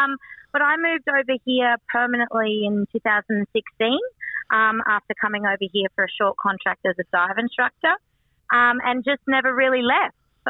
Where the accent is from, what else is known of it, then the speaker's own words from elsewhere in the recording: Queensland, Australia; moved away as an adult; now in Cambodia; I'm actually from Queensland, so footy was never really on my radar growing up.